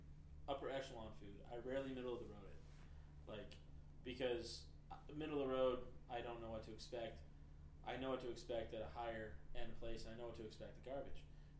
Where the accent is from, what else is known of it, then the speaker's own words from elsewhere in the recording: Tennessee, United States; born there; also born or lived in Japan; No, Japan. I was born in Tennessee, but lived in Japan.